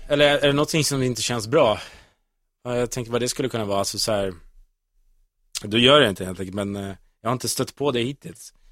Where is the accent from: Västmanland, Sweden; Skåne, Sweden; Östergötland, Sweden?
Västmanland, Sweden; Kolsva; moved away as an adult; also born or lived in Uddevalla; now in Stockholm, Sweden; utan jag är uppvuxen i Kolsva, en liten bystad bredvid Köping, Västerås, mm. 14 mil från Stockholm. Så jag flyttade hit för, för, för jobb och för, ja.